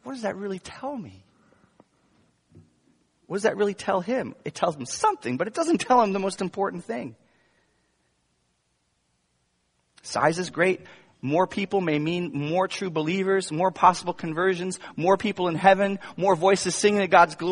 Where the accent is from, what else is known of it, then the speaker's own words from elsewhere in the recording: United States; an American pastor